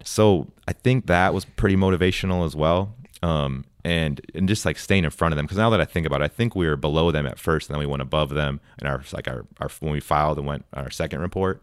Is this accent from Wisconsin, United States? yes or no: yes; Wisconsin, United States; moved away as an adult; now in Texas, United States; I was born and raised in Wisconsin